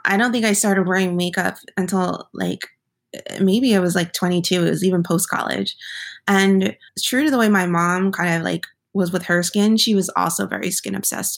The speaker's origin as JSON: {"language": "English", "region": "New Jersey", "country": "United States", "tie": "born or raised there", "said": "I grew up in New Jersey."}